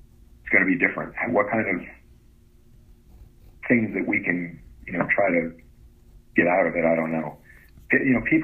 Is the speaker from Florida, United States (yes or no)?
yes; Florida, United States; now in Indiana, United States; I grew up in Florida